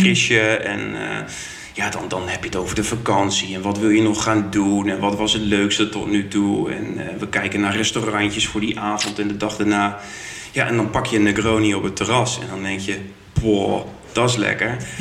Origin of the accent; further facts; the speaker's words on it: Groningen, Netherlands; also born or lived in Utrecht / Den Bosch; now in Eindhoven, Netherlands; ik kom uit Groningen